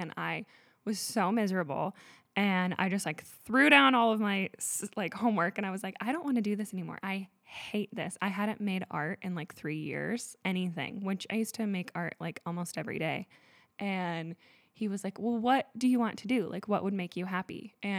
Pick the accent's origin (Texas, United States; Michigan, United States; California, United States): California, United States; Grass Valley; I have been born and raised in Grass Valley, California. I have always loved it here. I consider myself like a forest child.